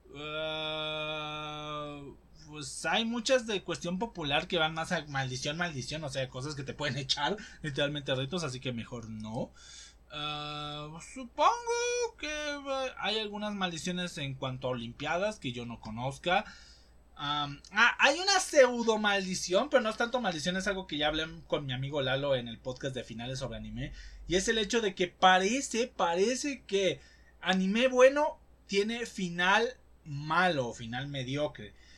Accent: Mexico; los que somos mexicanos

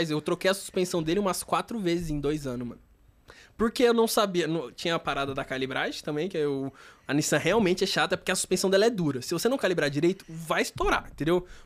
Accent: Taboão da Serra, São Paulo, Brazil; e como eu sou do Taboão tá muita gente que me segue é do Taboão

